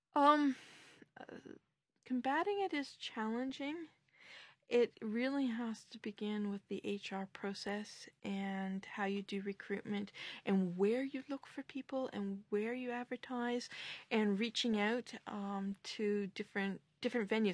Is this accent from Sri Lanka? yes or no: no; Canada; now in Brussels, Belgium; as a Canadian with my particular viewpoint